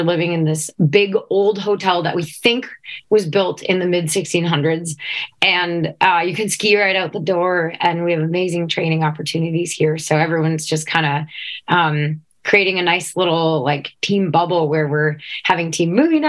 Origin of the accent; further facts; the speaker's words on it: Afton, Minnesota, United States; I grew up in Afton, Minnesota